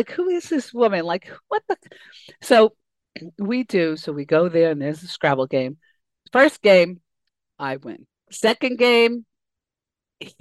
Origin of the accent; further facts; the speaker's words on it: New York City, New York, United States; moved away; I grew up in Queens